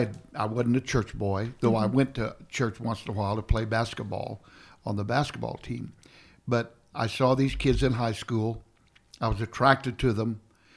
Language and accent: English; Kansas, United States; I went to this little Pentecostal church in my hometown in Kansas